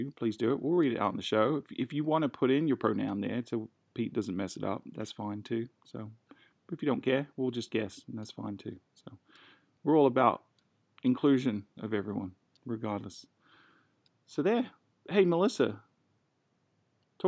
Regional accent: United Kingdom; I'm British

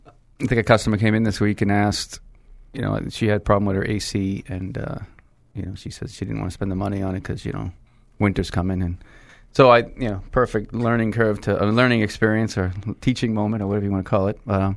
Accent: Lowell, Massachusetts, United States; also born or lived in Manchester, New Hampshire (father's family); I came from the Greek section of Lowell

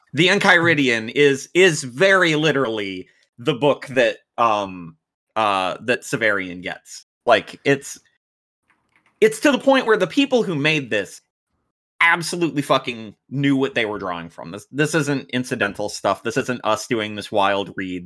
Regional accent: United States; I'm American, I was born and raised in America

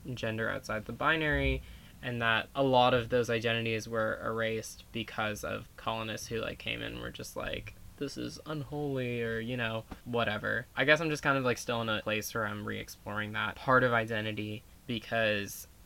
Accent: Virginia, United States; growing up in Virginia

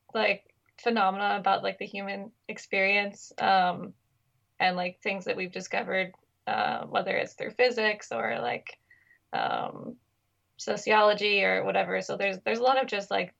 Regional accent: Anacortes, Washington, United States; now in Brooklyn, United States; I'm from Washington State. I grew up on Fidalgo Island, which is better known as Anacortes, the city of Anacortes

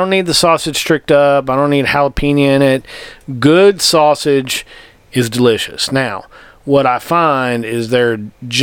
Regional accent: United States; accent: Southern; also born or lived in North Louisiana / East Texas; I grew up in North Louisiana, East Texas

